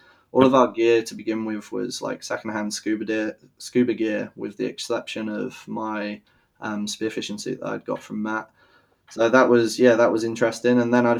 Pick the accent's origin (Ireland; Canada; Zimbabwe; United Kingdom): United Kingdom; Malmesbury, South West England; born there; also born or lived in Germany; So I was born in the UK. And then shortly after I was born in Malmesbury, which is like a landlocked county of England. We moved to Germany because my dad's in the British Army.